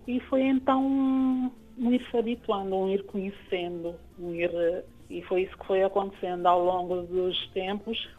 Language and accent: Portuguese; Praia, Santiago, Cape Verde; vivo aqui na cidade da Praia, eh, que é onde é a cidade onde eu cresci e passei grande parte